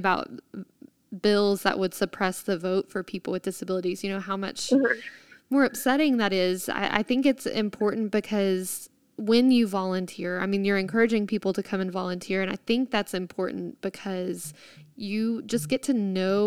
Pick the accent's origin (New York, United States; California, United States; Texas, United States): Texas, United States; as a Texan